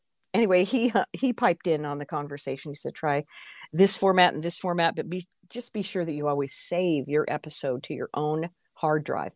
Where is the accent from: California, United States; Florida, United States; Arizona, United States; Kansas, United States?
Arizona, United States; Phoenix; moved away; the market that I started out in, you know, that's my hometown